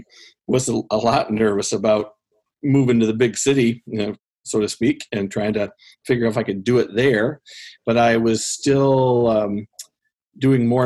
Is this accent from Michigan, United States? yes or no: yes; Central Michigan, United States; also born or lived in Grand Rapids, Michigan / Montana / St. Louis, Missouri / Cass County, Michigan; I grew up in Central Michigan and went to college in Grand Rapids